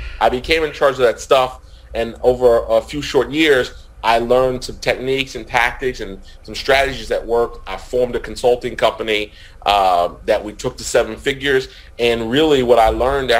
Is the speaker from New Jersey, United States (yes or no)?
yes; New Jersey, United States; now in Virginia, United States; Full disclosure, Rick, I live in Virginia. I'm from New Jersey.